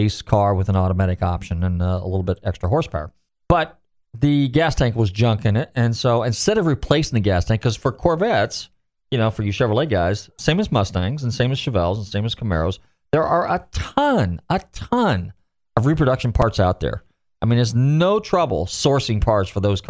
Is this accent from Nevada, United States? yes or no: no; California, United States; now in Pinellas County, Florida, United States; I grew up in California, so I was there when all that stuff was going on in the 70s